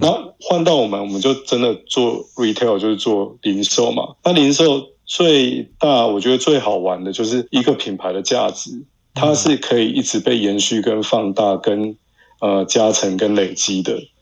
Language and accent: Chinese; Mingjian, Nantou County, Taiwan; 我们民间乡